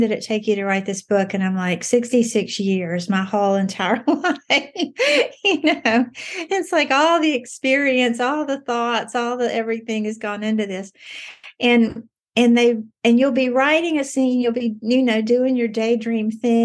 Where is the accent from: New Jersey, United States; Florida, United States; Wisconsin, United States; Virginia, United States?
Virginia, United States; Galax; I grew up in Galax.